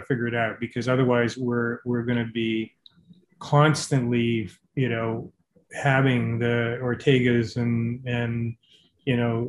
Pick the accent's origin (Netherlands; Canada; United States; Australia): Canada; Toronto, Ontario; I'm from Toronto